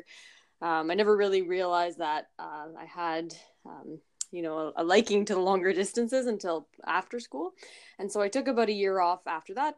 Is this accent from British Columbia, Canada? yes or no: no; Toronto, Ontario, Canada; in Toronto in my hometown